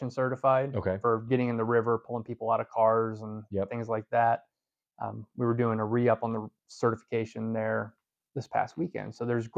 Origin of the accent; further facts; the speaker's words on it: Southeast, United States; moved away; I come from the Southeast where it's pretty much warm year round.